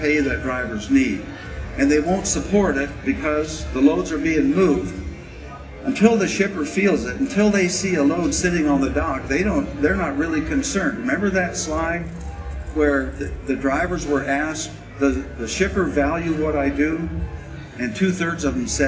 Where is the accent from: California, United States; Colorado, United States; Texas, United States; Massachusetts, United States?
Colorado, United States; I'm from Colorado